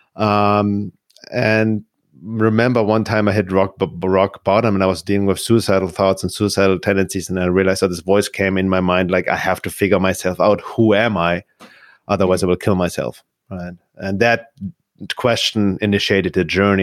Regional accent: Munich, Bavaria, Germany; moved away as an adult; also born or lived in Los Angeles, United States / California; now in Arizona, United States; I was one year old. And I grew up in Munich, and, uh, Munich, Germany

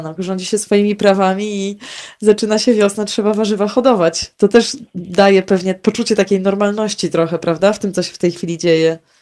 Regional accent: Warmian-Masurian Voivodeship, Poland; u nas na Mazurach

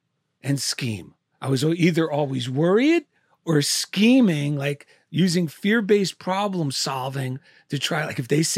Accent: Clifton, New Jersey, United States; also born or lived in Passaic; I was born in Passaic, New Jersey.

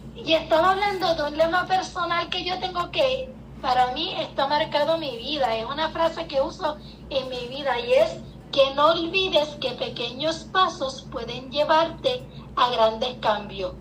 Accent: Puerto Rico; moved away as an adult; Yo soy puertorriqueña

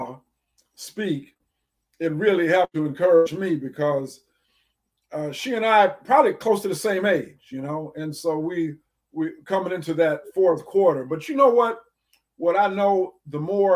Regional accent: Ann Arbor, Michigan, United States; growing up in Ann Arbor, growing up black

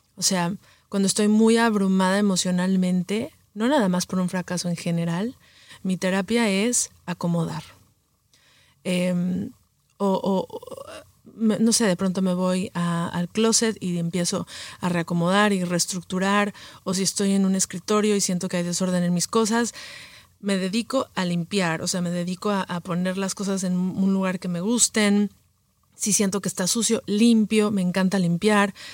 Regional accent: Mexico City, Mexico; moved away as an adult; also born or lived in Los Angeles / New York; nací en Los Ángeles, em, crecí en la Ciudad de México

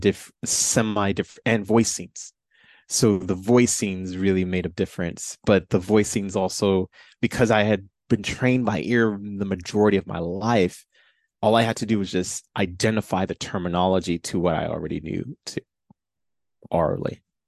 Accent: Chicago, Illinois, United States; I was born and raised in Chicago

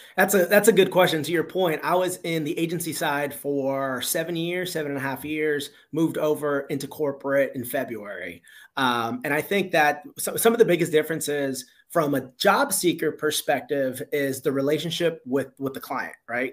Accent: Miami, Florida, United States; moved away as an adult; also born or lived in South Carolina; born and raised in Miami, went to school in South Carolina

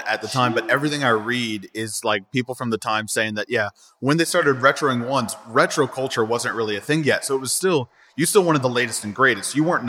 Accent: Lafayette, Louisiana, United States; moved away as an adult; now in Baton Rouge, United States; So, like, I grew up in Lafayette

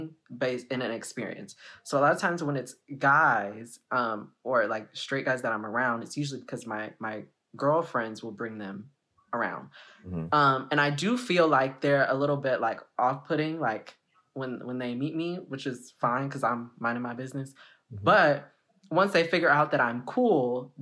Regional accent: Houston, Texas, United States; now in San Antonio, United States; I'm from Houston, Texas

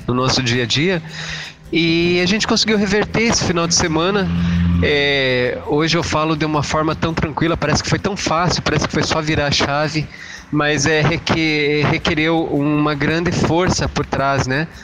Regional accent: Curitiba, Paraná, Brazil; sou de Curitiba

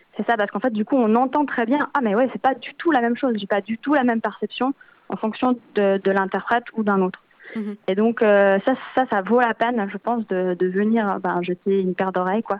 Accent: Switzerland; now in Belgium; moi je suis originaire de Suisse à la base

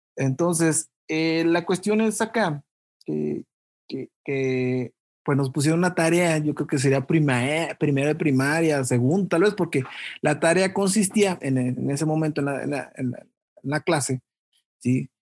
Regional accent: Chilchota, Michoacán, Mexico; lugar donde, donde yo crecí, en Chilchota

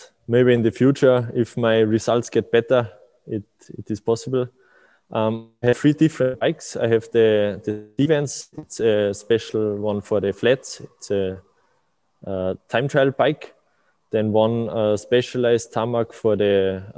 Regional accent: Austria; also born or lived in Kuchl, Salzburg; I'm from Austria. I'm living in Salzburg in Kuchl

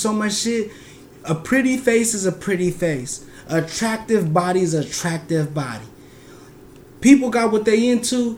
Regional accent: California, United States; We grew up in California where it's hot as hell

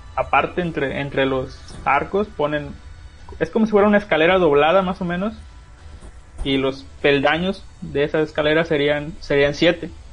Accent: Huasteca, Mexico; yo, de donde soy, es una región que se llama la Huasteca, ocupa varios estados

